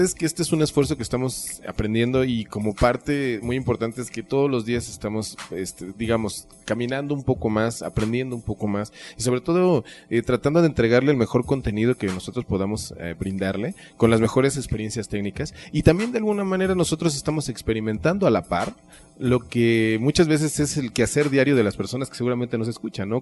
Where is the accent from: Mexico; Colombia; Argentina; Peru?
Mexico; a nosotros mexicanos